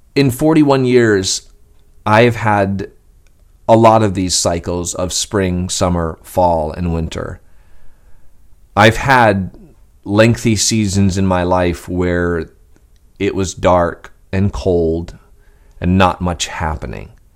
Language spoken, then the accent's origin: English; Skowhegan, Maine, United States; I was a boy growing up in Skowhegan, Maine